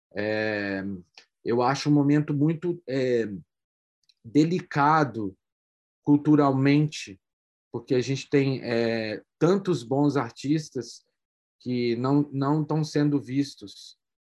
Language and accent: Portuguese; Brazil; como brasileiro